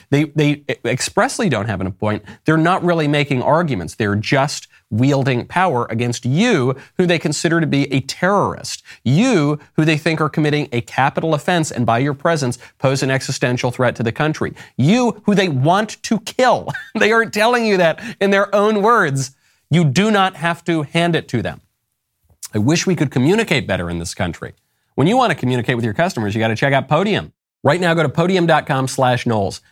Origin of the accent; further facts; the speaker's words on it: New York, United States; Growing up in New York, just north of the city